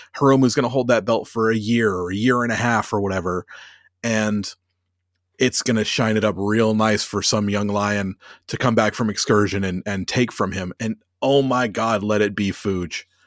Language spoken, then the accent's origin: English; United States; moved away; growing up in America